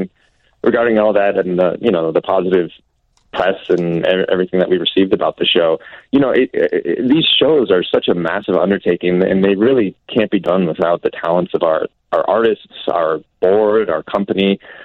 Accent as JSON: {"language": "English", "region": "New England", "country": "United States", "said": "I'm from New England, and I adore all of New England."}